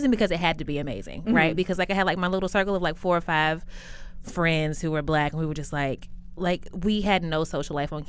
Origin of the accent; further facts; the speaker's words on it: Kentucky, United States; also born or lived in Lexington, Kentucky; I grew up in Kentucky.